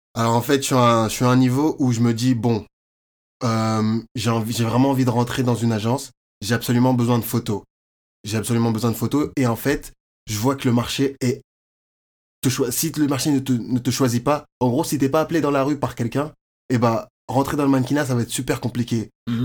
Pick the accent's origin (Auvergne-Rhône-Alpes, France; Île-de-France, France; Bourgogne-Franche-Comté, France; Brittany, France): Île-de-France, France; Courbevoie; moved away as an adult; also born or lived in Côte d'Ivoire; now in Montreal, Canada; je viens de Courbevoie, c'est à côté de Paris